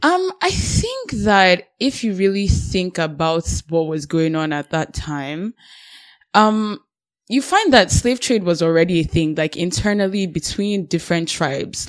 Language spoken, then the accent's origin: English; Nigeria; now in Canada; I'm Nigerian